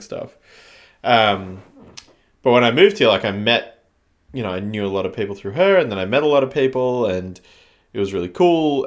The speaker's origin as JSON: {"language": "English", "town": "Canberra", "region": "Australian Capital Territory", "country": "Australia", "tie": "born or raised there", "also_born_or_lived": "China", "said": "growing up in Canberra, it's, like, quite small."}